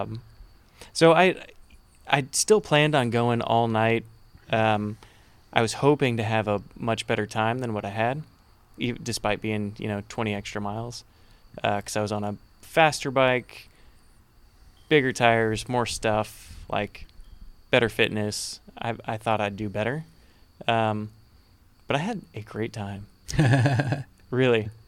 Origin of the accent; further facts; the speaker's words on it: Conroe, Texas, United States; I'm from Conroe.